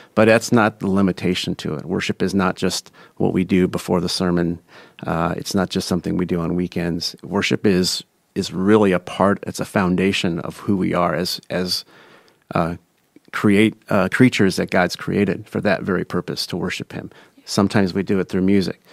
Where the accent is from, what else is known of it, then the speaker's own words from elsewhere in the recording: Des Moines, Iowa, United States; From Des Moines, Iowa. Grew up on the east side. Went to East High School